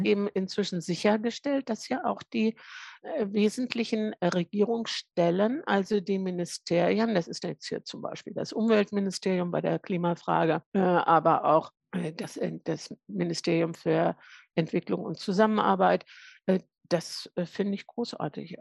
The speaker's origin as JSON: {"language": "German", "region": "Lower Saxony", "country": "Germany", "said": "ich bin Niedersächsin"}